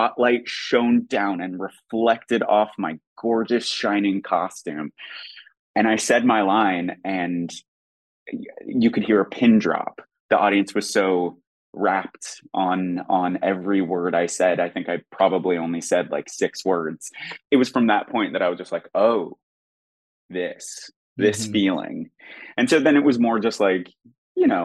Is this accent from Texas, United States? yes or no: no; Oregon, United States; growing up in Oregon